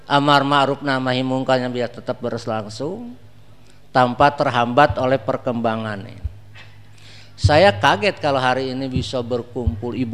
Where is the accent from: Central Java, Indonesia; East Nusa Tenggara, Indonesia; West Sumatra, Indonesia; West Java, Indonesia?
West Java, Indonesia; Bandung; Di Bandung di kota saya susah. Paling datang pengajian 10 orang, 20 orang.